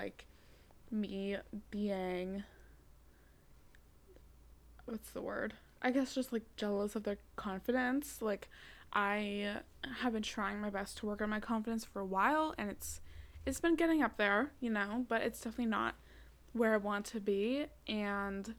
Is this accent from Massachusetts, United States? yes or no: yes; Massachusetts, United States; also born or lived in Cape Cod; I live in Massachusetts and I go to high school on Cape Cod, but it wasn't in my hometown. It was across the bridge